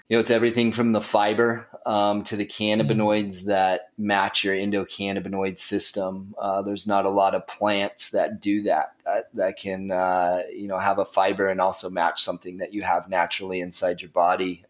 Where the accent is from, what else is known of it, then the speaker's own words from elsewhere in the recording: Flagstaff, Arizona, United States; also born or lived in Nicaragua; now in Phoenix, United States; I'm originally from Flagstaff, Arizona